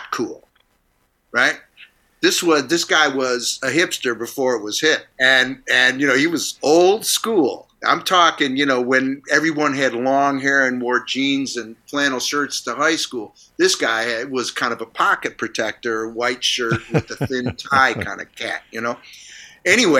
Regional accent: Niagara Falls, New York, United States; moved away; I grew up in Niagara Falls

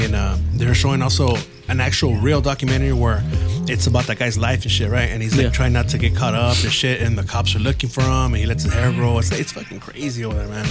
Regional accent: San Gabriel Valley, California, United States; I grew up here in the San Gabriel Valley

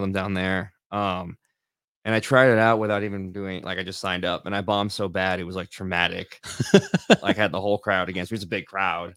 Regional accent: Los Angeles, California, United States; moved away; also born or lived in Lansing area, Michigan; I grew up in Northridge

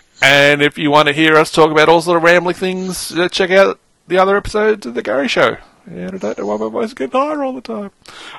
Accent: Australia; Bloody oath, I'm proud of Tom Taylor. And the way he has handled the shit that's been slung at him about Batgirl recently, fucking top marks of that bloke.

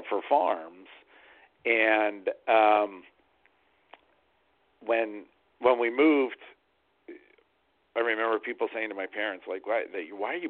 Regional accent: Silver Spring, Maryland, United States; I was raised in Silver Spring. I was born out of state, but my parents moved here with me when I was 3 years old

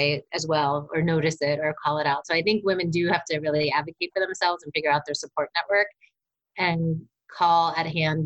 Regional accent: East Coast, United States; now in California, United States; I'm from the East Coast, which is definitely far more direct culture

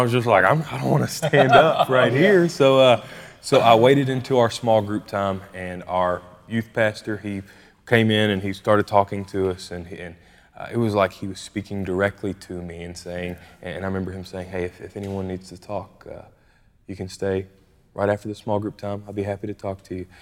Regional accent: Bardstown, Kentucky, United States; we both actually ended up growing up in Bardstown, Kentucky. That's where we're both from.

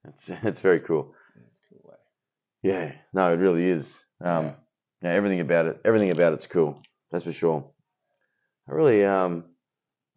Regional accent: Australia; as an Australian

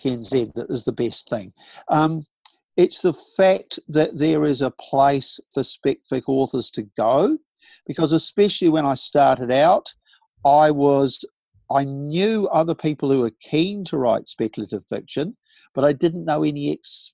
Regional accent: Southland, New Zealand; moved away; I grew up partly in Southland.

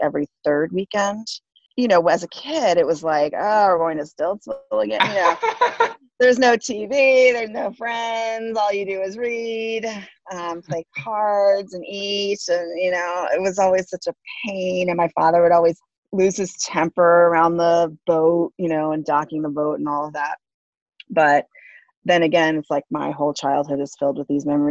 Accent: Coral Gables, Florida, United States; moved away; live like half a mile from where I grew up in Coral Gables.

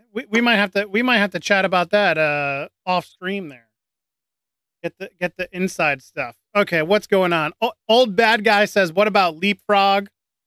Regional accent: Central Pennsylvania, United States; it's a very homegrown thing here in Central PA. I got to go with my hometown Rudders.

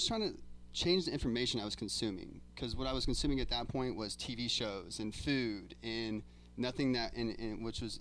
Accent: Indiana, United States; moved away as an adult; I'm originally from Indiana. I've been here for 3 years

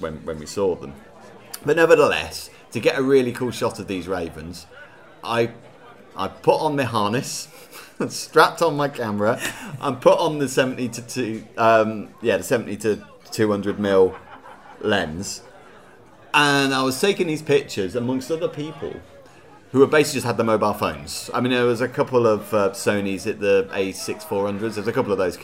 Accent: Reading, South East England, United Kingdom; I'm from Reading, really, so, you know, it's about 25 minutes away from Reading

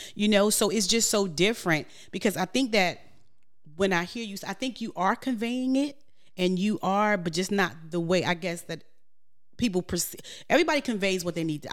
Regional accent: New York, United States; moved away; I'm from New York

